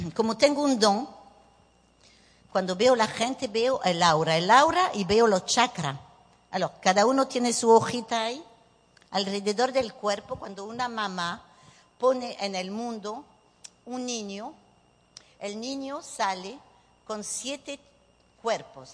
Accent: Nouvelle-Aquitaine, France; Spanish is a second language; moved away as an adult; also born or lived in Bordeaux / Bayonne / Paris; now in Venezuela; soy francesa de papá vasco español. Voilà, nací en Burdeos

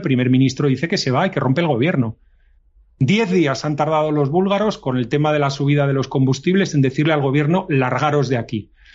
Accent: Spain; Nací con España dentro de los diez primeros países más importantes del mundo

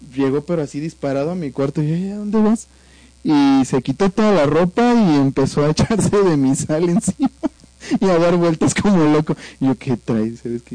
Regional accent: Veracruz, Mexico; soy veracruzano, así hablamos allá

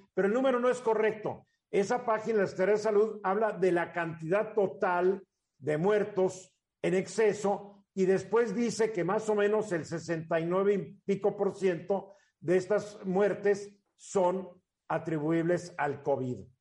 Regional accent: Mexico

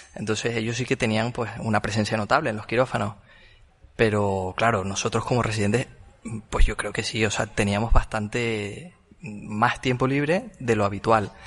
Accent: Tenerife, Canary Islands, Spain; moved away; yo soy de Tenerife, entonces tengo muchos amigos ahí

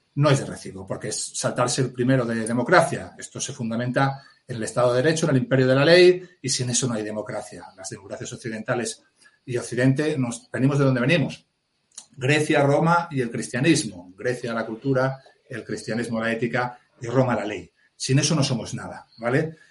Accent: Mieres, Asturias, Spain; nací en Miares, en la cuenca minera del Caudal, en Asturias

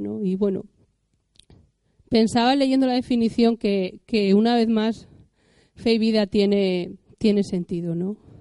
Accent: Cantabria, Spain; yo como soy cántabra

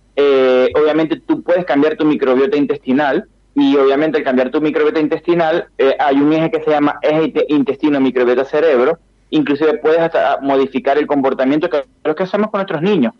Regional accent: Venezuela; yo que soy venezolano

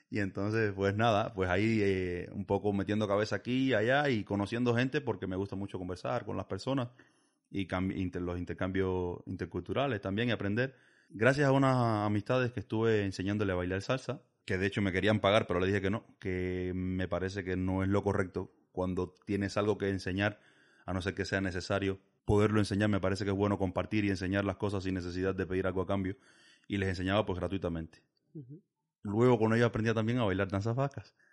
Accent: Villa Clara, Cuba; moved away as an adult; now in Basque Country, Spain; soy de Villa Clara. En Villa Clara es una provincia muy grande que tiene costa a ambos lados, pero yo soy del centro.

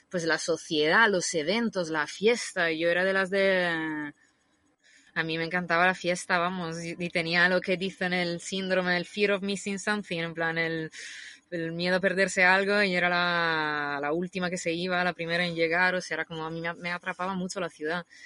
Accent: Rimini, Emilia-Romagna, Italy; Spanish is a second language; moved away as an adult; also born or lived in Bologna / Madrid; now in Spain; Yo, Rimini se llama, es una ciudad que está en el mar Adriático. Una ciudad así de mar y playas con sombrillas de colores

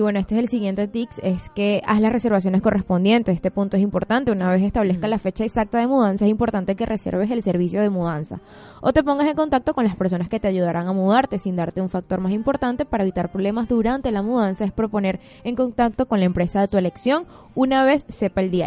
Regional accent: Venezuela; now in Buenos Aires, Argentina; somos de Venezuela, de Venezuela, de Venezuela.

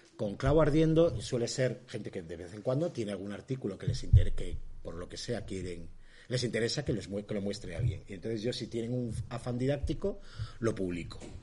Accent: Ermua, Basque Country, Spain; also born or lived in Vitoria; yo soy de Hermoa

